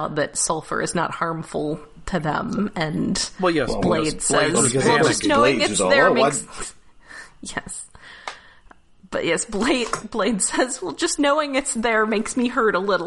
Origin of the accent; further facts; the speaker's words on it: the South, United States; I'm from the South